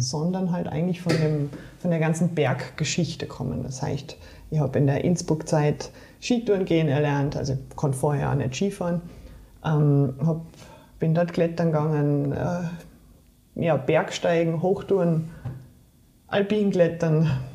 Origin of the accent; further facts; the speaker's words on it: Saarland, Germany; moved away; Ich bin im Saarland aufgewachsen, bin im Saarland geboren